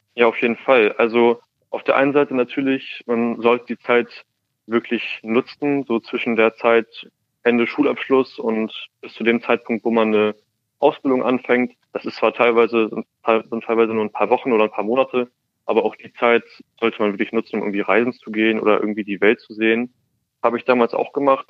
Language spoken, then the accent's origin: German; Hamburg, Germany; ich komme aus Hamburg